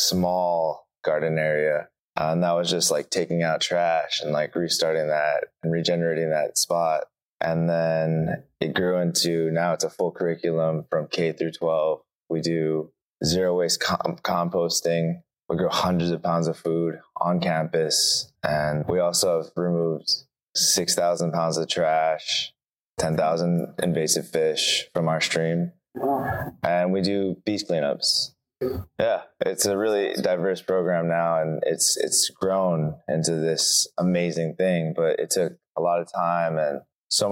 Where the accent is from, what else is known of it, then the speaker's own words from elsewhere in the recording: Kaneohe, Hawaii, United States; I'm from Kaneohe, Hawaii